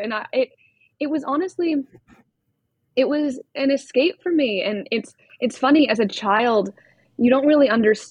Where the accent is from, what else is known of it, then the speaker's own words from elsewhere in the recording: Winchester, Massachusetts, United States; I'm from Boston. Well, right outside Boston, Winchester, Mass